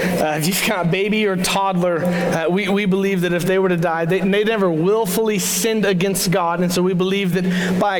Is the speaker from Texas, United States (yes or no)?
yes; Crowley, Texas, United States; I actually moved back to my hometown, which was Crowley, Texas